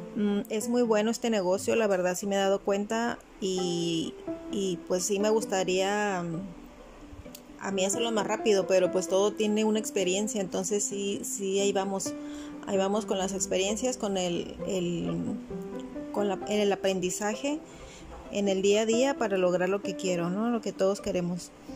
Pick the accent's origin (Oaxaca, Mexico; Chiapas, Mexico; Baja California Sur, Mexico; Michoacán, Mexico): Baja California Sur, Mexico; La Paz; also born or lived in Tijuana; now in Cabo San Lucas, Mexico; yo soy de La Paz